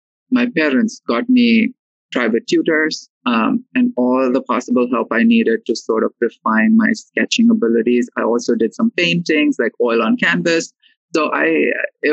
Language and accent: English; Mumbai, Maharashtra, India; moved away as an adult; now in New York City, United States; I am born and raised in Mumbai